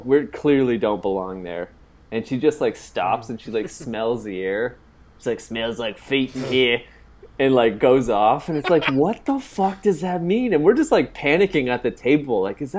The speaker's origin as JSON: {"language": "English", "country": "Canada", "said": "I'm visiting from Canada"}